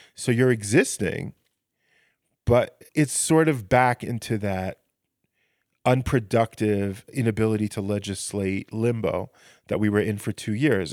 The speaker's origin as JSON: {"language": "English", "country": "United States", "moved": "yes", "lives_now": "Israel", "said": "I come from America where, where the, the systems are so, uh, rigid and built"}